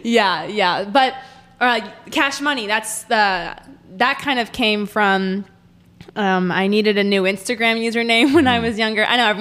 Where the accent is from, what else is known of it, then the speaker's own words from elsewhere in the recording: Green Bay, Wisconsin, United States; moved away as an adult; now in Springfield, United States; So I'm from Green Bay, Wisconsin.